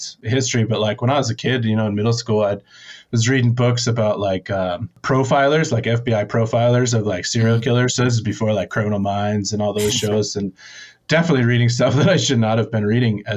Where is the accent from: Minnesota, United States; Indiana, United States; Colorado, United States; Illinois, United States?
Colorado, United States; Steamboat Springs; also born or lived in Southern California; moved to Colorado to Steamboat Springs